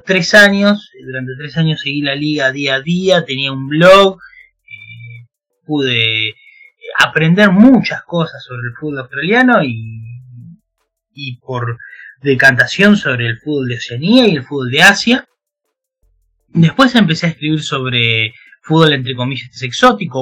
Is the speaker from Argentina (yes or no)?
yes; Chivilcoy, Buenos Aires Province, Argentina; yo soy de Argentina, se habrán dado cuenta por el acento.